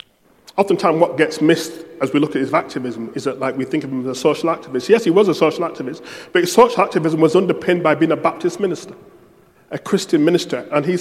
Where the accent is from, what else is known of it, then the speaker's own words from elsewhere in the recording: United Kingdom; I don't want people to be ashamed of being British. I'm not ashamed of being British.